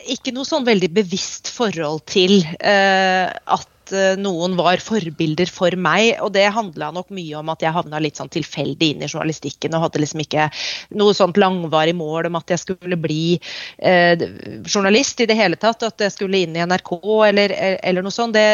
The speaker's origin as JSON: {"language": "Norwegian", "region": "Oslo", "country": "Norway", "tie": "born or raised there", "also_born_or_lived": "North England", "moved": "as an adult", "lives_now": "London, United Kingdom", "said": "Jeg vokste opp eh, på Østensjø, eh, ved Østensjøvannet."}